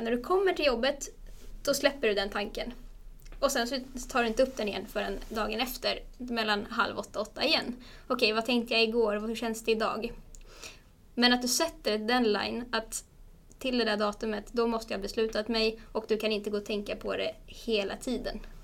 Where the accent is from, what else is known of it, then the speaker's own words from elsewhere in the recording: Stockholm, Stockholm County, Sweden; moved away as an adult; also born or lived in Umeå; jag är från Stockholm men ville flytta därifrån